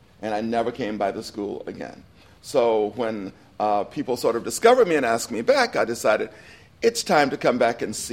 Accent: Wakulla County, Florida, United States; moved away; I was lucky to be raised in a community of people who really cared about me.

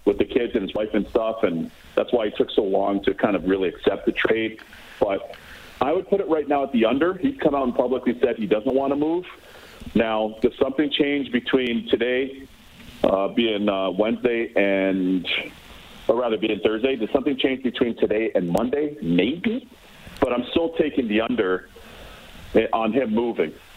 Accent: Toronto, Ontario, Canada; I played against Brett Lindros growing up in Toronto.

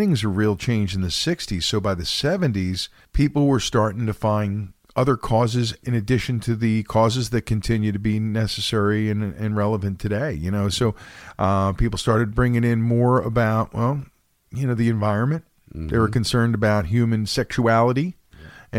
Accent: Philadelphia, Pennsylvania, United States; my hometown where I was born, Philadelphia

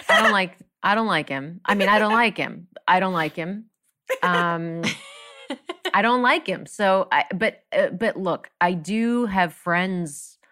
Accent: Florida, United States; I'm from Florida.

